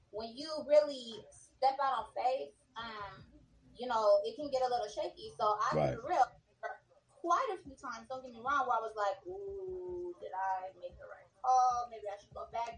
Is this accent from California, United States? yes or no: yes; South San Francisco, California, United States; moved away as an adult; also born or lived in Oakland, California; now in Los Angeles, United States; I grew up in South San Francisco, like the Peninsula area